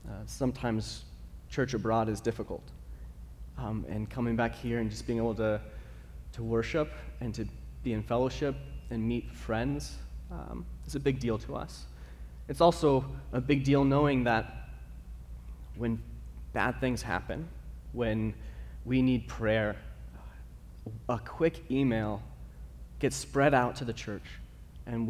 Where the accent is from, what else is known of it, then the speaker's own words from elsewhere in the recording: Arizona, United States; I'm from Arizona